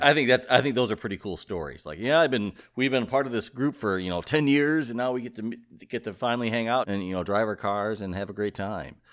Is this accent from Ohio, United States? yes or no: yes; Ohio, United States; I grew up in Ohio